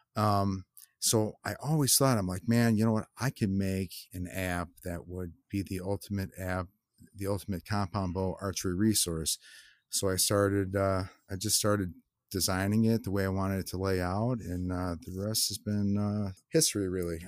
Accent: Lockport, Illinois, United States; I grew up in Lockport, Ill, Illinois, which is, um, yeah, it's a southwest suburbs, uh, pretty far from Chicago

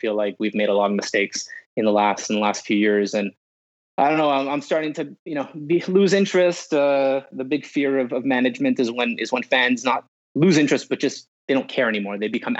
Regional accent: Montreal, Quebec, Canada; pretty lucky to do as a kid growing up in Montreal.

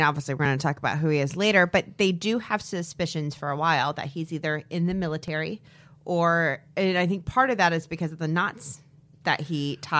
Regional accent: Peoria, Illinois, United States; born there; I was alive. I was born July 1976 in Peoria, Illinois.

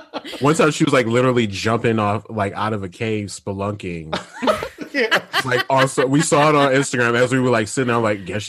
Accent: Michigan, United States; I'm from Michigan.

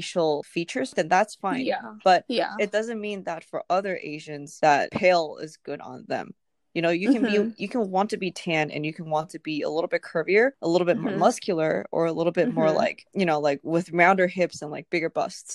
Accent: Taipei, Taiwan; now in United States; I grew up in Taipei

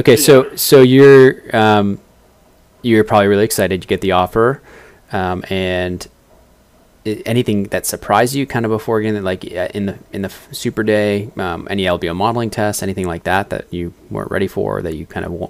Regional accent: Boston, Massachusetts, United States; now in South Bay, United States; I'm from Boston originally, but I definitely love it down here. And I'm a little closer to South Bay

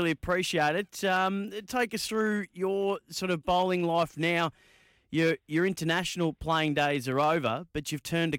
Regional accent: Bendigo, Victoria, Australia; my hometown of Bendigo

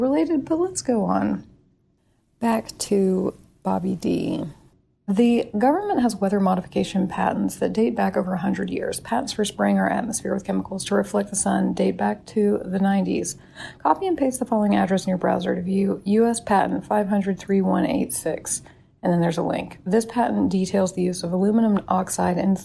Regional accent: Dworshak Reservoir area, Idaho, United States; My hometown resides in a deep valley that is adjacent to the Dwarshak Reservoir

